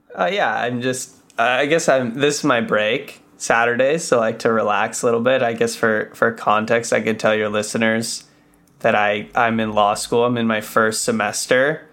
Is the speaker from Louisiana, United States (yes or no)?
no; Los Angeles, California, United States; also born or lived in San Diego; I was born here